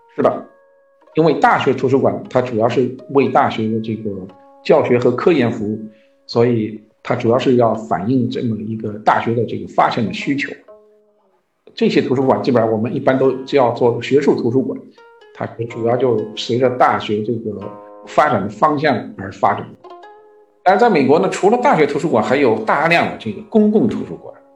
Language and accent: Chinese; Shanghai, China; moved away as an adult; also born or lived in Beijing; now in United States; 我自己出生在上海，所以我经常去上海